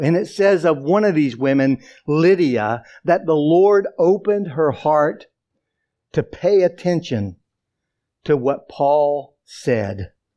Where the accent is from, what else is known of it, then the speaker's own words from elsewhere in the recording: the Bible Belt, the South, United States; almost 18 years growing up in the South, in the Bible Belt, in a non-Christian home